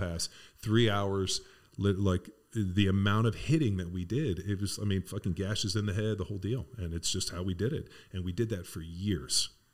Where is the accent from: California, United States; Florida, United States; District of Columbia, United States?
California, United States; Torrance; where I grew up in Southern California was in, you know, Palos Verdes Torrance area.